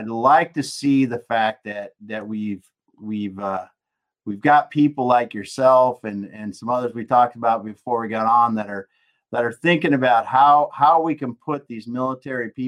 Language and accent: English; South Dakota, United States; moved away; also born or lived in Tennessee; I grew up in South Dakota